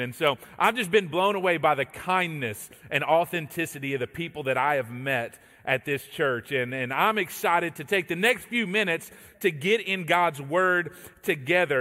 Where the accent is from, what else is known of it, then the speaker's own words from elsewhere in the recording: Texas, United States; moved away as an adult; now in Georgia, United States; I, uh, grew up in Texas. I'm a Texan by birth